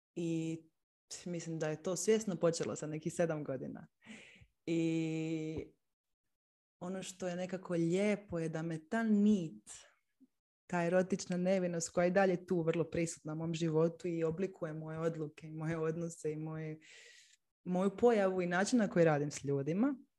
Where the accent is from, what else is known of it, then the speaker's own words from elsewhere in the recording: Split, Split-Dalmatia County, Croatia; now in Zagreb, Croatia; Inače sam odrasla u Splitu, sad živim u Zagrebu.